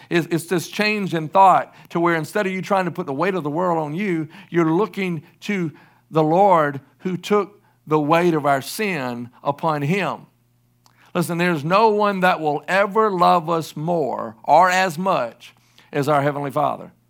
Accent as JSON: {"language": "English", "region": "South Carolina", "country": "United States", "tie": "born or raised there", "also_born_or_lived": "Oklahoma City, Oklahoma", "said": "I grew up in South Carolina all my life from, like, age nine months on, um, I was born in Oklahoma City."}